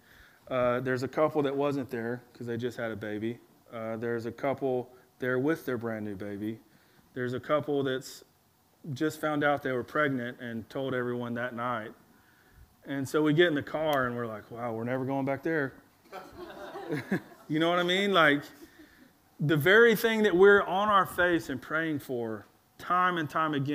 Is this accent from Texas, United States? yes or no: no; Alabama, United States; also born or lived in Louisiana; when we moved back to Alabama after we moved from Louisiana to Alabama